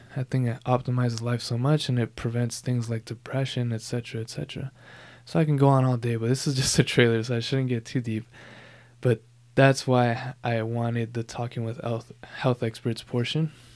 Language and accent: English; Southern California, United States; Born and raised in Southern California